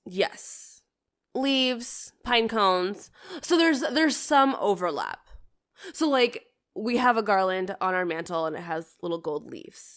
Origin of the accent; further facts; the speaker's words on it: Canada; moved away; I grew up in Canada